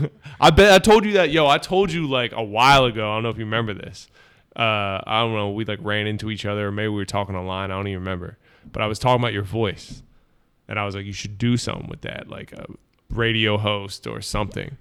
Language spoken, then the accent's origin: English; Bucks County, outside Philadelphia, Pennsylvania, United States; I grew up right outside of Philly and, uh, in Bucks County, Lower Bucks